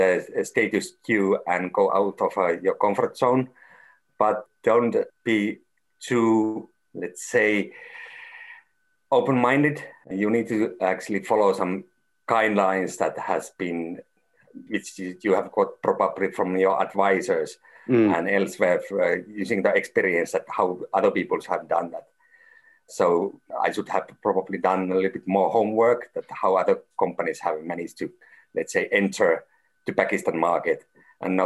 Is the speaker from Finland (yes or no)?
yes; Finland; I'm from Finland, and Finland is always seen as maybe one of the most trustful country